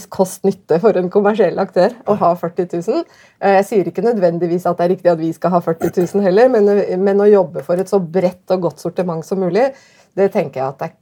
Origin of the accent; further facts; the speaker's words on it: Tromsø, Troms, Norway; born or raised there